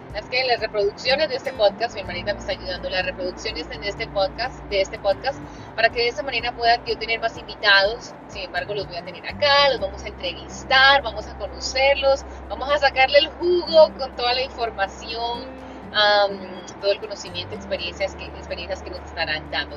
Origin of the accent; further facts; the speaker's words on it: Colombia; soy colombiana